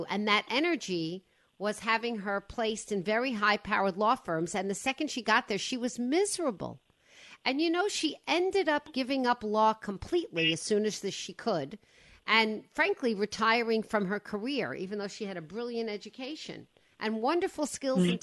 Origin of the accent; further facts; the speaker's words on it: Westport, Connecticut, United States; This is my hometown, Westport, Connecticut